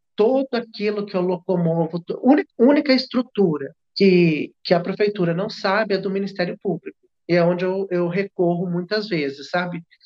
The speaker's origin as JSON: {"language": "Portuguese", "country": "Brazil", "said": "a gente, enquanto brasileira"}